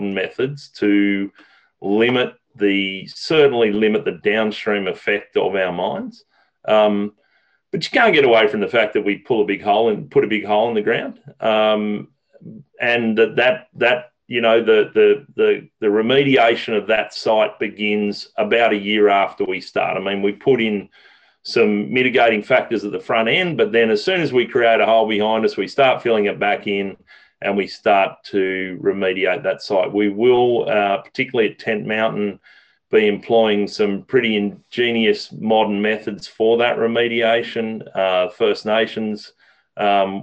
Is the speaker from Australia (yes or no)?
yes; Australia; moved away as an adult; now in Canada; I grew up fishing rivers in Australia. I came to Canada 15 years ago